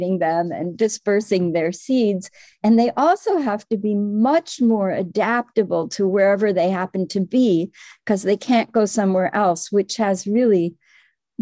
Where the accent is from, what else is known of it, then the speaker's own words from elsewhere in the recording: Midwest, United States; moved away as an adult; also born or lived in Cambridge, Massachusetts / Madison, Wisconsin; now in Connecticut, United States; I was from the Midwest